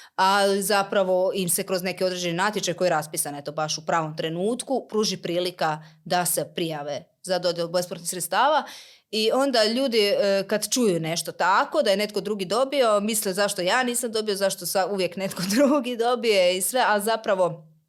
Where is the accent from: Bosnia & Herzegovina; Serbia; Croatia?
Croatia; Slavonski Brod, Brod-Posavina County; kod nas u Brodu